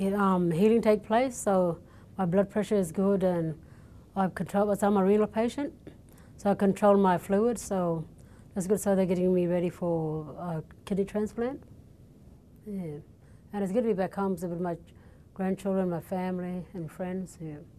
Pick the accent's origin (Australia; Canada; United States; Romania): Australia; Wyndham, Western Australia; also born or lived in Perth / Kununurra; I'm from the Kimberley, so I've been down in Perth for the, four years, been away from home